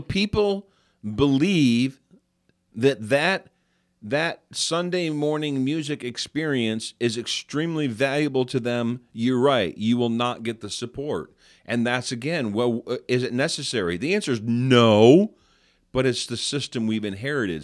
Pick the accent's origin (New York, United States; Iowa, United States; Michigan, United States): New York, United States; I'm from New York